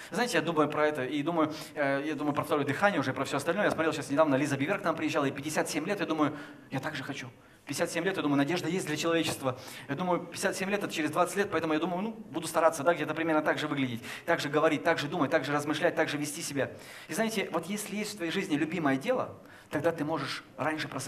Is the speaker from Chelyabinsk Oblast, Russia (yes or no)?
yes; Chelyabinsk, Chelyabinsk Oblast, Russia; знаешь, мы э, из Челябинска, там у нас, в принципе, минус 10 лет сразу же, да, при рождении.